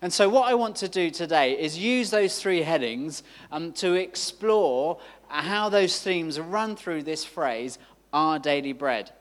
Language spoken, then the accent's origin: English; London, United Kingdom; I grew up in London